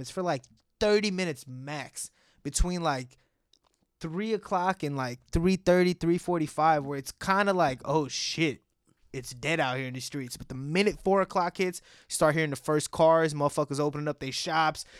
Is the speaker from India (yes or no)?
yes; Bangalore, Karnataka, India; moved away; I was born in Bangalore, which is like in, uh, Karnataka